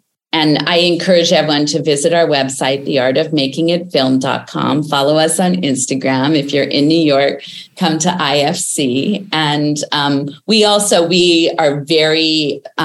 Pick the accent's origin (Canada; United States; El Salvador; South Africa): Canada; I'm Canadian